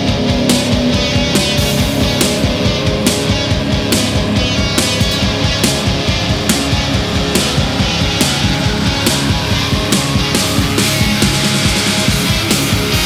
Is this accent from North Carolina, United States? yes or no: yes; Raleigh, North Carolina, United States; Raleigh, North Carolina, my hometown